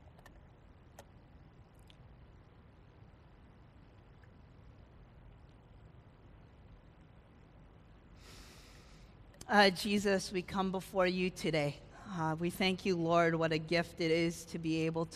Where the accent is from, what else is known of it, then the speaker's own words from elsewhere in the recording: California, United States; moved away; I grew up in California.